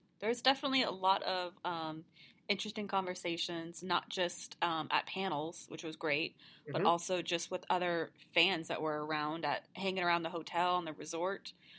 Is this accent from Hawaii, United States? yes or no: yes; Hawaii, United States; moved away; because I grew up in Hawaii